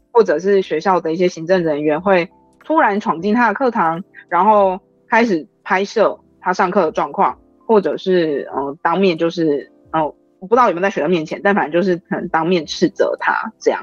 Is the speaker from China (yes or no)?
no; Taiwan; 我们台湾人